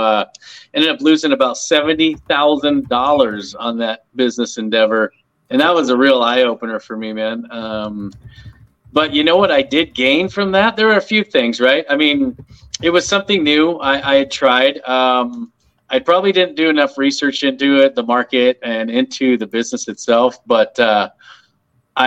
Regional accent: Palmdale, California, United States; I grew up in Palmdale, California

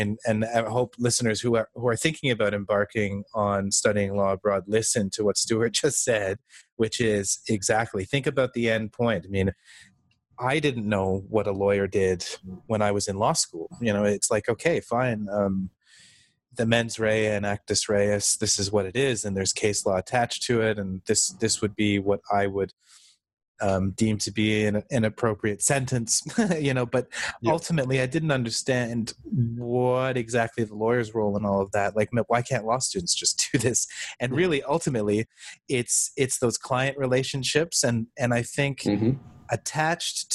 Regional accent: Canada; I am Canadian

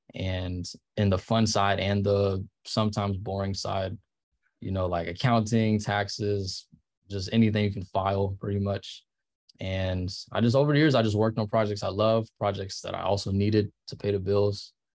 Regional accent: Charlotte, North Carolina, United States; moved away as an adult; also born or lived in Ohio; now in Los Angeles, United States; I grew up in Charlotte

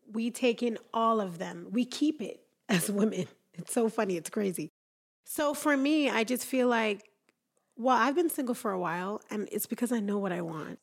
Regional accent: Jamaica; now in Utah, United States

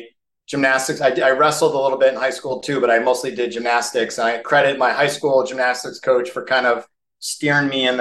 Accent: Skokie, Illinois, United States; moved away as an adult; also born or lived in Lake Forest, Illinois / Arizona; now in Phoenix, United States; I was born in Lake Forest, Illinois, which is a suburb of Chicago. I grew up in a suburb of Chicago called Skokie.

